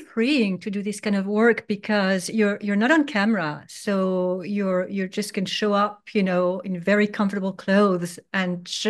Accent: Geneva, Switzerland; also born or lived in Paris, France; Basically, I was born in Paris, and my father was from Spain and my mother from Greece. And then we moved to Geneva, Switzerland, right away, which is already very international.

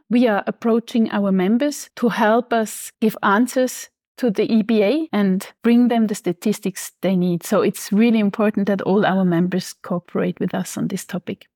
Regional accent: Switzerland; now in Frankfurt, Germany; I'm originally from Switzerland, living in Frankfurt at the moment.

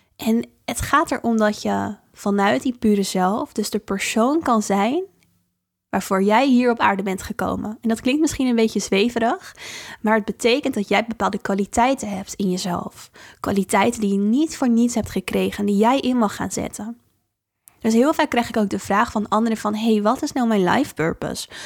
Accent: Dordrecht, South Holland, Netherlands; de biesbos in het natuurgebied hier waar ik vandaan kom in Dordrecht

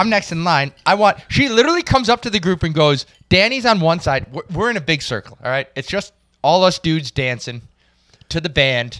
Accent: Chicago, Illinois, United States; You're from Indiana. I'm from Chicago.

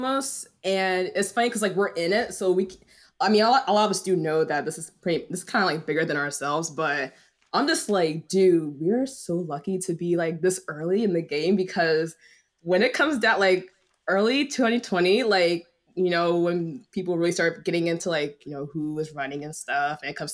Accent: Delaware, United States; I grew up in Delaware. I know. I grew up in Delaware.

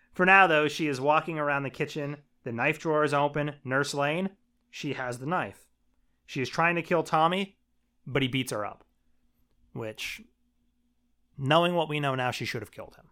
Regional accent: Shamokin, Pennsylvania, United States; I'm from Shemokin, Pennsylvania

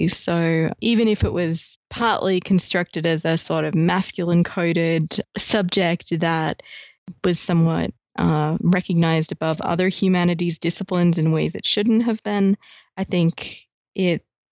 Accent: Australia; now in Ithaca, United States; I'm being Australian

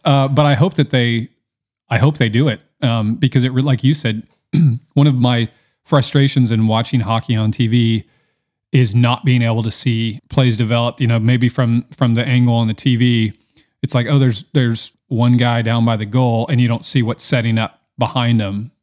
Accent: Seattle, Washington, United States; I'm from Seattle

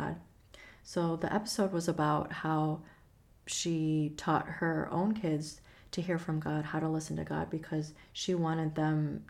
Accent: Chicago, Illinois, United States; moved away; I grew up in Chicago

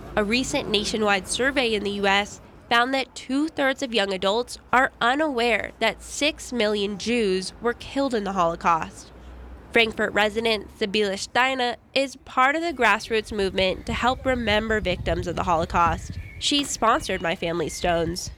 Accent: Los Angeles, California, United States; now in Jackson, United States; When I was growing up in Los Angeles

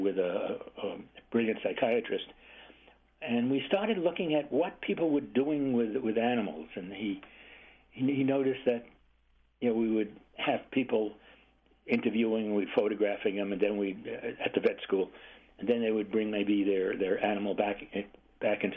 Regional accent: New York City, New York, United States; moved away as an adult; also born or lived in California; I am originally from Brooklyn, New York, like everybody else. And so pets were very uncommon. Apartment living, high density

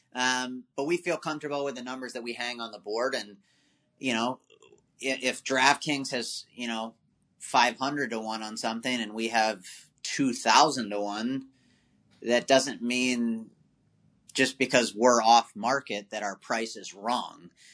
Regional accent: Maryland, United States; moved away as an adult; also born or lived in Washington, District of Columbia, United States / Virginia; I was born on the East Coast uh, in, in DC. Uh, you know, grew up in Maryland and then uh, basically lived in Virginia my whole life

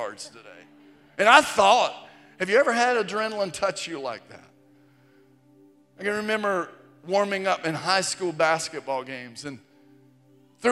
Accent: Virginia, United States; I was in eighth grade and middle school, growing up in Virginia. We grew up not far from Virginia Tech

